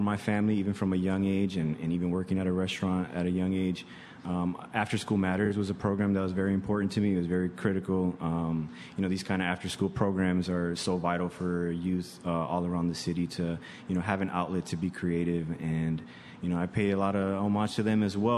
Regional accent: Chicago, Illinois, United States; I grew up on the South and the West Side

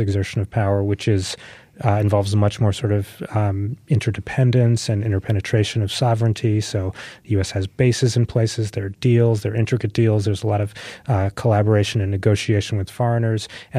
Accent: Pennsylvania, United States; accent: Pennsylvanian; spoke English in a accent that didn't sound so terribly different from my Pennsylvanian accent.

